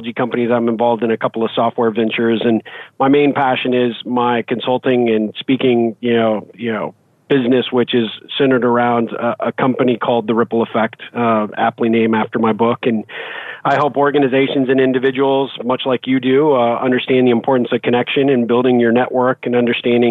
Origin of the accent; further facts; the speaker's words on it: Albuquerque, New Mexico, United States; moved away; I'm originally from Albuquerque